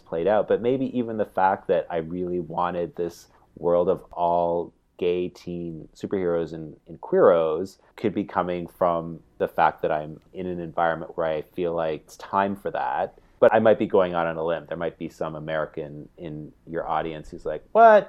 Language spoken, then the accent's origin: English; Canada; growing up in Canada